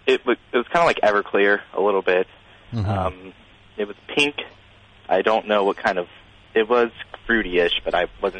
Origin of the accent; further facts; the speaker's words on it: West Virginia, United States; I'm from West Virginia.